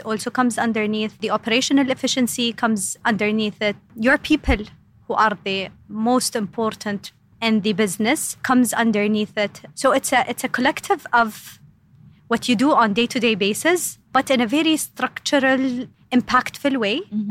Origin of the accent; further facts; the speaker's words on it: Eastern Province, Saudi Arabia; So, I am, yes, born and raised in uh, Saudi Arabia, specifically in the eastern side of Saudi